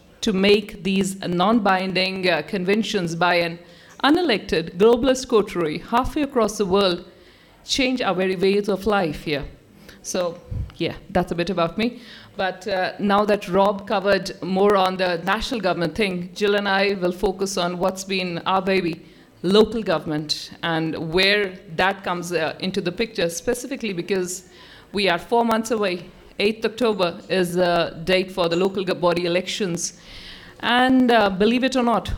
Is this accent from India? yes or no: yes; India; moved away as an adult; now in New Zealand; I come from India, the Sikh community.